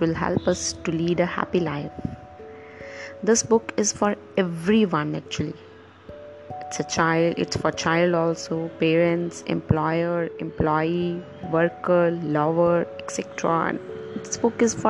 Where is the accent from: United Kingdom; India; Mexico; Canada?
India; from India